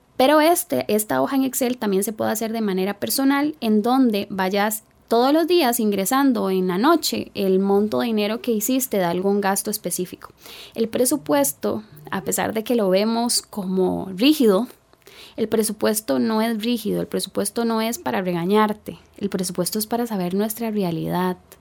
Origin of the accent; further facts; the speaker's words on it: Puerto Jiménez, Puntarenas, Costa Rica; Nací en Puerto Jiménez, península de Osa, aproximadamente 365 kilómetros de San José. Una zona rural.